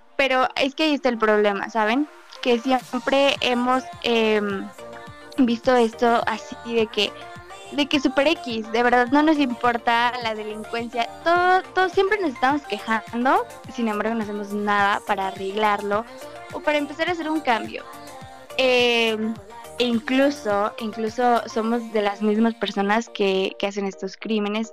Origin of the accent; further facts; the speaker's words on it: Mexico; en mi país, porque somos eh, pues un país muy pobre